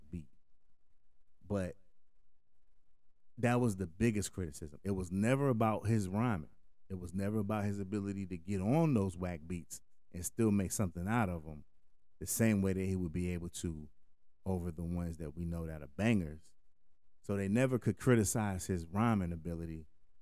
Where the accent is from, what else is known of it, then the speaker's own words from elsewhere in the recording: Hartford, Connecticut, United States; moved away; growing up in Connecticut. Kind of broke down some of the demographics in Connecticut or in Hartford, at least at the time, you know, that I was there